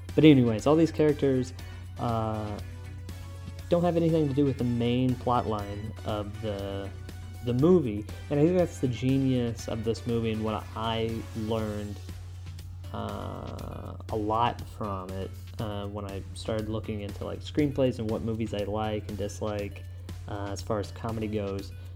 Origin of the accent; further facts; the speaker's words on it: United States; I'm an American